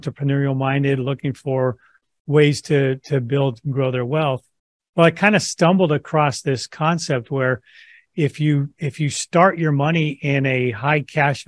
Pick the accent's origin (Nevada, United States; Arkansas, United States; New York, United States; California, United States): California, United States; now in Boise, United States; I'm California grown, but I moved to Idaho in about 1990